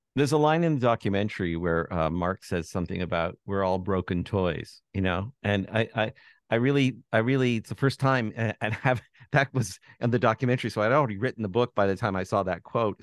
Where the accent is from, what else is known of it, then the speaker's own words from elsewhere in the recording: Toronto, Ontario, Canada; I am from Toronto and I grew up in Toronto